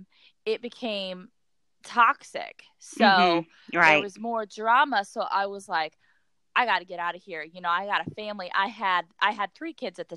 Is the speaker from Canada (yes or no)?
no; Jamestown, United States; moved away as an adult; now in Fort Campbell, United States; I told myself when I left Jamestown, I was starting a new life